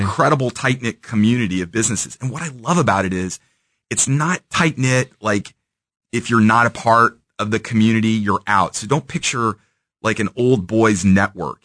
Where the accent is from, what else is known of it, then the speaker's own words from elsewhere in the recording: Independence, Missouri, United States; I grew up in Kansas City in Independence